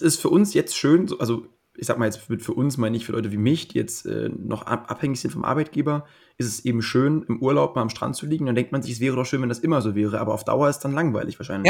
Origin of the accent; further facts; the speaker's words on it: Potsdam, Brandenburg, Germany; ich komme ja. selbst aus dem Speckgürtel von Berlin. Ich bin in Potsdam groß geworden